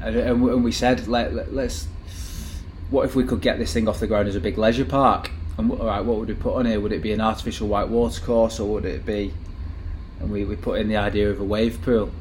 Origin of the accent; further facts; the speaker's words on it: Manchester, North West England, United Kingdom; Growing up in Manchester in, in, that age